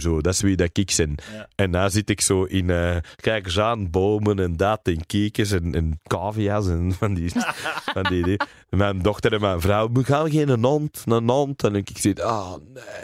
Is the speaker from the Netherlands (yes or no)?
no; Berchem, Flanders, Belgium; first language English; Dutch is a second language; also born or lived in Mortsel; ik ben opgegroeid in Berchem